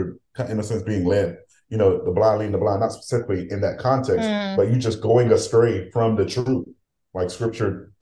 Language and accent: English; Haiti; now in United States; as a Haitian